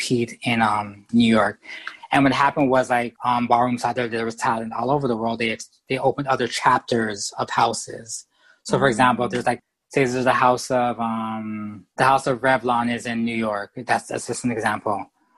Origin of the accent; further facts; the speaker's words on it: Canada; I'm from Canada